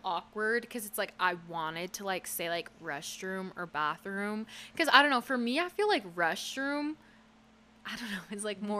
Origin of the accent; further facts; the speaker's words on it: United States; Because it's like, I'm not British.